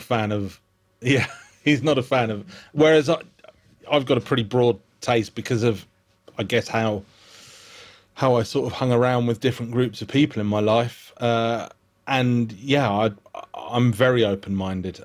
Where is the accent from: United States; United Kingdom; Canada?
United Kingdom; accent: British; I disarm him by being British